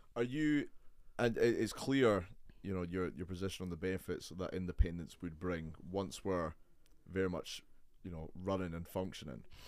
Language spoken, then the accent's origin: English; Edinburgh, Scotland, United Kingdom; I'm very much an Edinburgh man